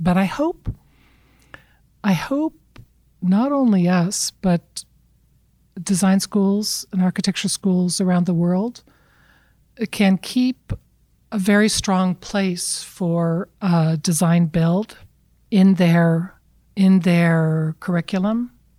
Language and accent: English; California, United States; but I'm from California.